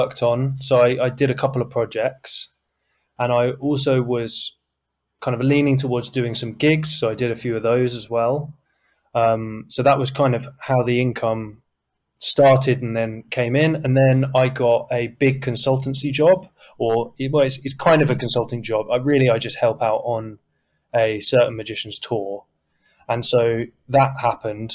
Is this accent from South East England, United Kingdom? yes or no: yes; Brighton, South East England, United Kingdom; moved away as an adult; now in London, United Kingdom; I grew up in Brighton